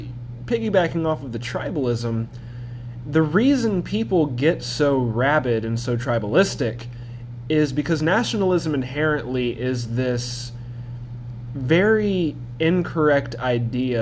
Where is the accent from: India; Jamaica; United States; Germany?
United States; as an American, it's drilled into you from a young age